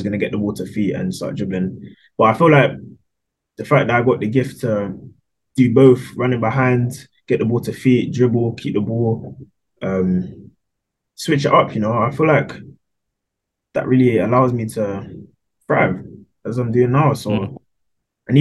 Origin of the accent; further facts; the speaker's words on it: London, United Kingdom; So obviously grew up in Wembley, London.